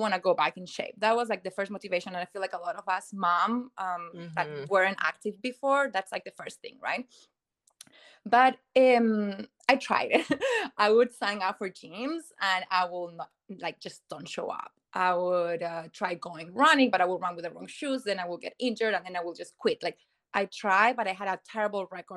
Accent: Chile; moved away as an adult; now in United States; I'm originally from South America, from Chile, and I've been in the States for 13 years now. So I moved here 2010.

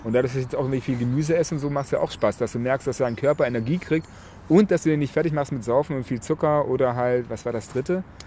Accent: Nagold, Baden-Württemberg, Germany; now in Hamburg, Germany; nach Nagold? in meine Heimatstadt

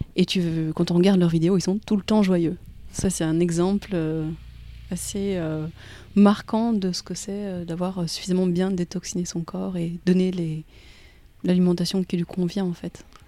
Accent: Belgium; je suis née pas loin de Bruxelles. je suis belge, mais je suis d'origine belge de ma maman et tunisienne de mon papa

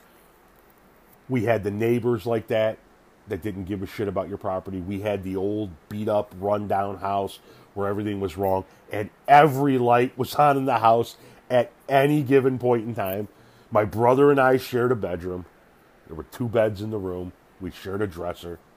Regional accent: Northlake, Illinois, United States; in the early to mid 70s growing up in North Lake, Illinois

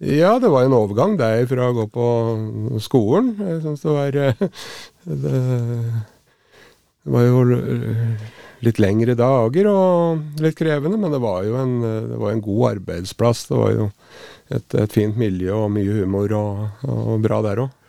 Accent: Raufoss, Innlandet, Norway; Jeg vokste opp i, oppe i Grimaskauen på, på Raufoss

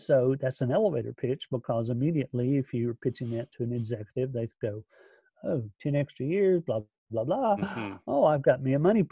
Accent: Alabama, United States; I'm from Alabama

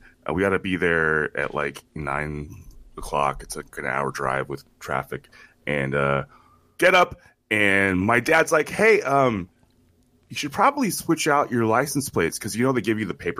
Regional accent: United States; because I'm an American, goddammit.

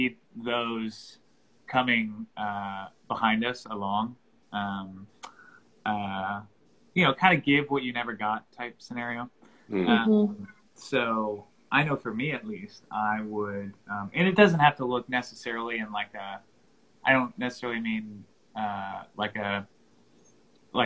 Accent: North Carolina, United States; now in Franklin, United States; I'm originally from North Carolina

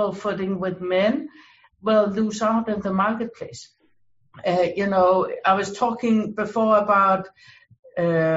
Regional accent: Denmark; now in United States; I came originally from Denmark. I immigrated to the US

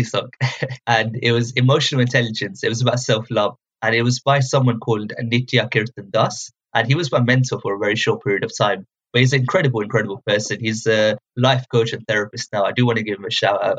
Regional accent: Luton, East of England, United Kingdom; when I was growing up, I'm from Luton.

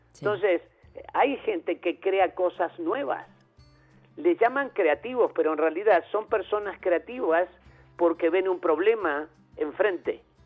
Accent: Uruguay; born or raised there

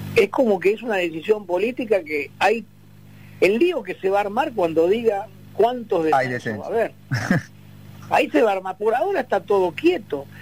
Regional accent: Argentina

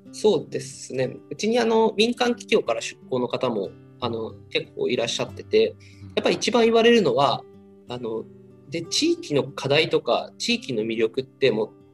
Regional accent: Unnan, Shimane, Japan; moved away as an adult; now in Tokyo, Japan; 僕地元に戻ったらあの雲南市は

